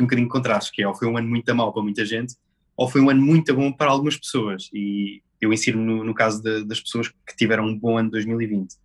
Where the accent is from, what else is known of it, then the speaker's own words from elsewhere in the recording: Rio Maior, Santarém District, Portugal; Eu sou de Romaior, distrito de Santarém